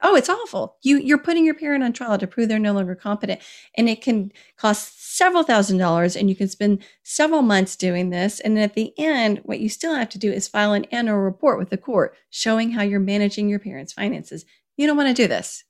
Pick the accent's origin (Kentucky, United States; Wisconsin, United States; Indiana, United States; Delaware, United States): Kentucky, United States; moved away as an adult; also born or lived in Washington, D.C.; when I moved from Washington, D C, back to my home state of Kentucky